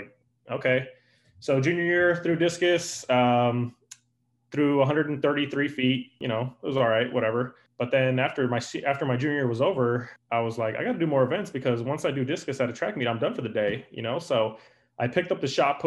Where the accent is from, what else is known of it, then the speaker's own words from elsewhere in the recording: California, United States; moved away as an adult; now in Illinois, United States; I'm actually originally from California, out here to Illinois 3 years ago.